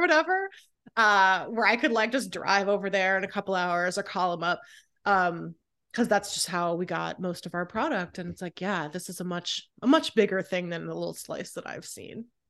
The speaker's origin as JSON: {"language": "English", "town": "Raleigh", "region": "North Carolina", "country": "United States", "tie": "born or raised there", "also_born_or_lived": "Southern California", "moved": "as an adult", "lives_now": "Philadelphia, United States", "said": "I grew up in California and then North Carolina"}